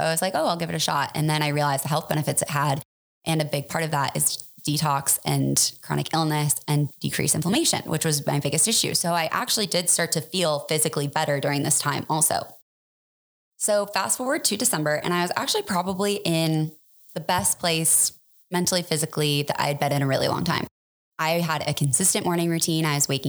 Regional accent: Superior, Colorado, United States; also born or lived in Boulder; I grew up in Boulder, but more specifically, I grew up in Superior. I went to high school there.

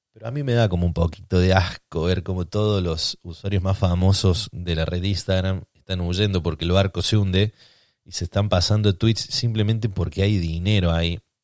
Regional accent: Argentina

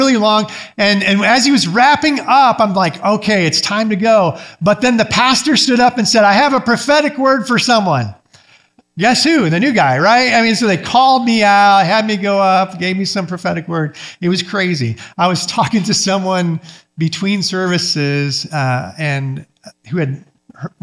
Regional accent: Michigan, United States; moved away as an adult; I grew up Mennonite up in Michigan

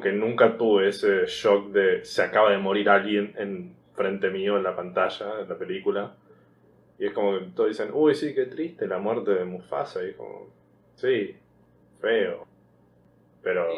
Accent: Argentina; siendo argentino, familia, clase media

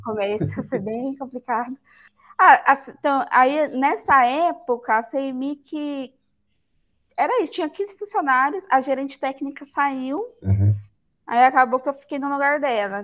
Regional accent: Campanha, Minas Gerais, Brazil; moved away as an adult; also born or lived in São Paulo; now in Paulínia, Brazil; eu sou mineira, né, nasci em Minas Gerais, então eu sou de uma cidade que chama Campanha

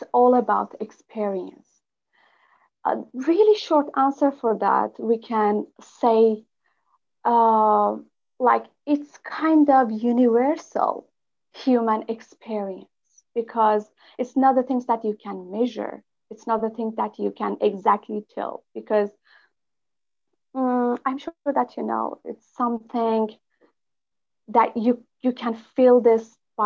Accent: Iran; English is a second language; moved away as an adult; now in Turkey; I'm from Iran, and I'm geologist, biologist, and spiritual coach

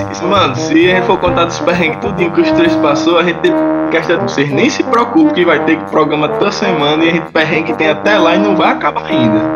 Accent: Northeast Region, Brazil; moved away; eu sou nordestino

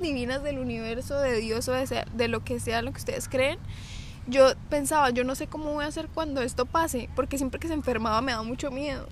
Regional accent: Bucaramanga, Santander, Colombia; nosotros somos de Colombia

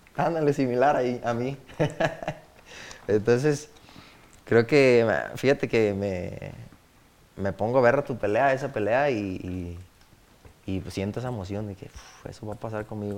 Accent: Guadalajara, Jalisco, Mexico; also born or lived in La Palma; soy nacido pues en Guadalajara

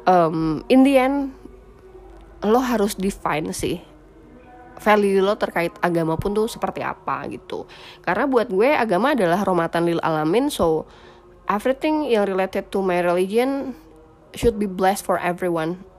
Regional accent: Java, Indonesia; makanya gue sebagai orang Jawa yang udah sesopan ini tuh ma- menurut mereka masih kurang unggah-ungguh gitu loh masih kurang sopan

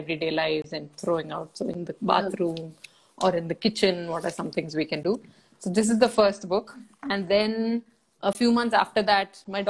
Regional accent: Bangalore, Karnataka, India; an 80s kid growing up in Bangalore, India, we got our first telephone when I was 15

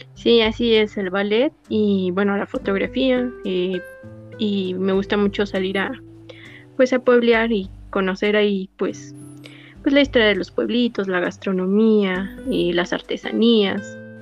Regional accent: State of Mexico, Mexico; soy del Estado de México, tengo 30 años

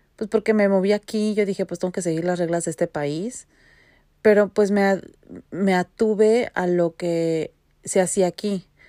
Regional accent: Mexico City, Mexico; moved away as an adult; now in Vancouver, Canada

